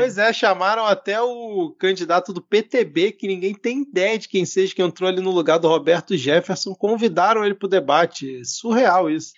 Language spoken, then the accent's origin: Portuguese; Rio de Janeiro, Brazil; como um bom carioca